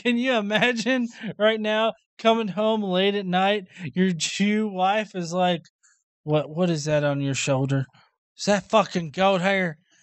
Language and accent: English; the South, United States; I'm a Southerner.